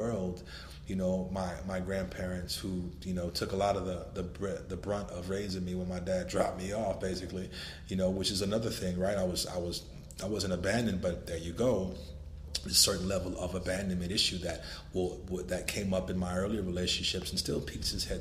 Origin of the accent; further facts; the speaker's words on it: Los Angeles, California, United States; I was born in Los Angeles, California, when gang banging and drug dealing was destroying the communities there